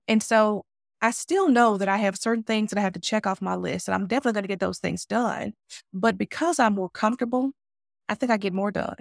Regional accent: Mississippi, United States; I'm from the South. If anyone knows about, you know, where Mississippi is geographically located in the States, we are in, you know, in the southern part of North America.

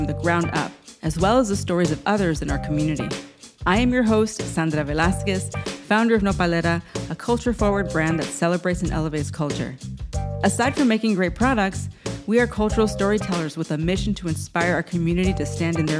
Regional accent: San Diego, California, United States; now in Brooklyn, United States; I was raised in San Diego

